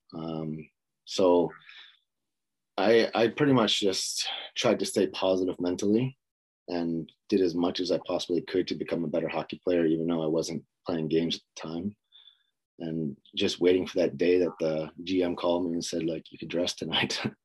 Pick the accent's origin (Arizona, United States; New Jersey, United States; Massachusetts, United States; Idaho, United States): Massachusetts, United States; Boston; moved away as an adult; also born or lived in Louisiana; now in Sweden; I was growing up in Boston, Massachusetts, and played there until my junior career